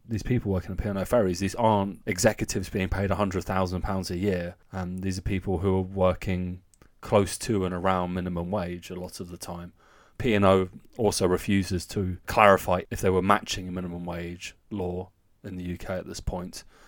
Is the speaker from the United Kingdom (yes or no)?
yes; the south of England, United Kingdom; moved away as an adult; now in Germany; even down south where I'm from